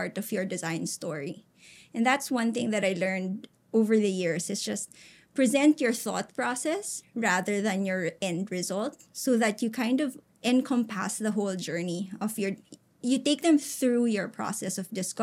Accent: Philippines; as a Filipino, you're a little more adaptable, right? We're almost like bred to kind of blend in with people

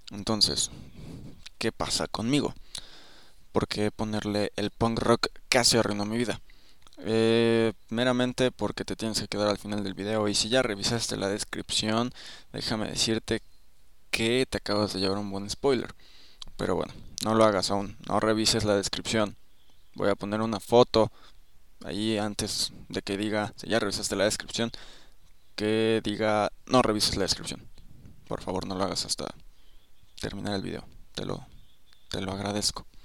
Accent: Mexico City, Mexico; O sea, soy una persona de la Ciudad de México. No es como que siempre escuché música en español.

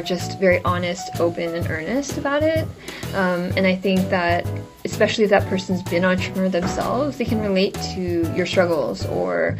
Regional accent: California, United States; moved away as an adult; also born or lived in Seoul, South Korea; now in New York, United States; growing up in California, I didn't really have many Asian role models

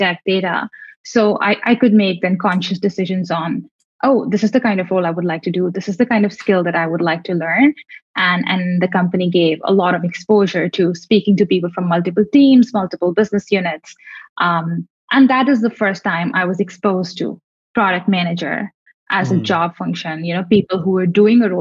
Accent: India; moved away as an adult; now in Singapore; as an Indian

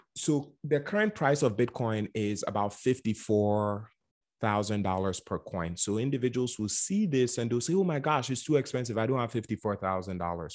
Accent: Ghana; also born or lived in Bronx, New York; now in United States; I was born and raised in Ghana, West Africa

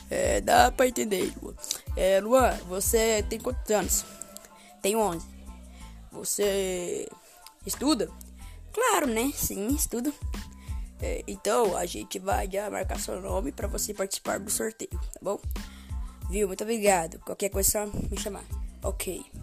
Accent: Pedrinópolis, Minas Gerais, Brazil; É, eu sou de Pedrinópolis, Minas Gerais. É, eu não conheço a cidade, mas tudo bem.

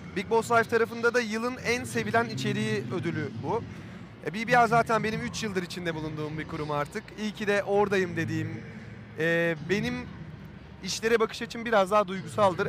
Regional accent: Burdur, Turkey; moved away; ben küçük bir şehirden çıkma bir adamım. Burdur gibi bir yerden yani. E, Burdur'dan çıktım. 70 bin nüfusu vardı doğduğum yerin.

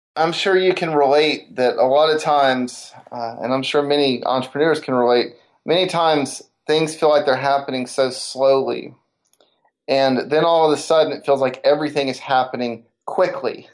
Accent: Decatur, Alabama, United States; growing up in Decatur, Alabama, the northern Alabama area

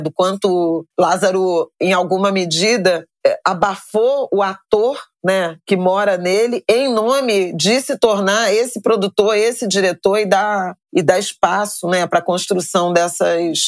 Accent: Irajá, Rio de Janeiro, Brazil; Eu saí de Irajá

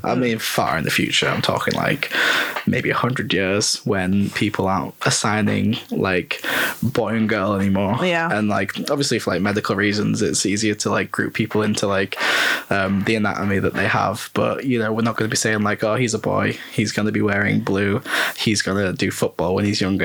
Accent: North West England, United Kingdom; moved away as an adult; now in Leeds, United Kingdom; I'm from the northwest of England

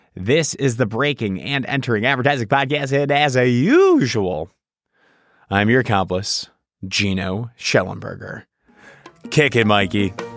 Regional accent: Chicago, Illinois, United States; I'm from Chicago

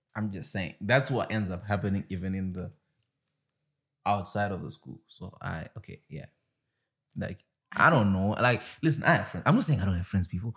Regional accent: Zimbabwe; moved away; I come from Zimbabwe where you don't get rocked

